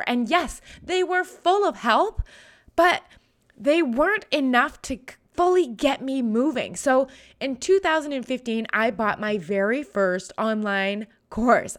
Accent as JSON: {"language": "English", "country": "Canada", "said": "I'm a Canadian."}